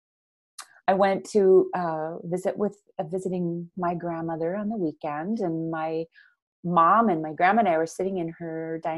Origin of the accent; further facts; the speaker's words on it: Minnesota, United States; I grew up in Minnesota with the Norwegian-American identity from my mother's